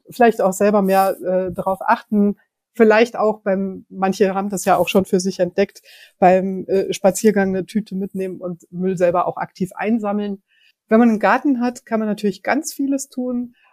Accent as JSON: {"language": "German", "town": "Frankfurt", "region": "Hesse", "country": "Germany", "tie": "born or raised there", "said": "Ich persönlich mag die Schwanheimer Düne wirklich sehr gern ich bin dort in der Nähe aufgewachsen und das war für mich als Kind schon so ein Ausflugsziel mit dem Fahrrad in die Düne."}